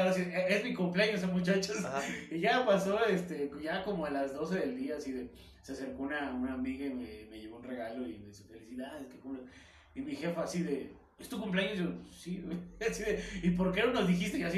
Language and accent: Spanish; Taxco, Guerrero, Mexico; moved away as an adult; now in Mexico City, Mexico; soy de Tasco